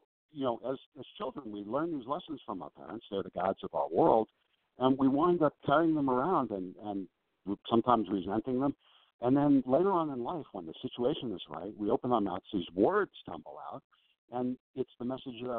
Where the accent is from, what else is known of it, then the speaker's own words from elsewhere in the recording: Long Island, New York, United States; I grew up on Long Island